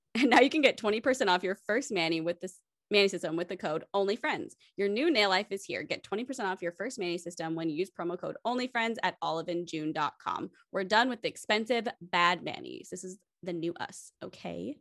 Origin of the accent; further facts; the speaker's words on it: United States; growing up in America